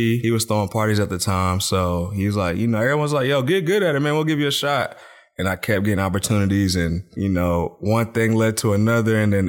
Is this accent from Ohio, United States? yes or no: no; North Carolina, United States; Well, I'm from the 252. I went to high school in the 252.